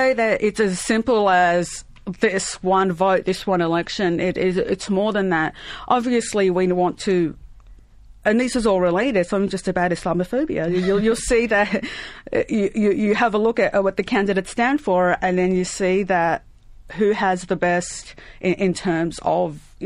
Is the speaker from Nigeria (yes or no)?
no; Lebanon; now in Australia; I was born in Lebanon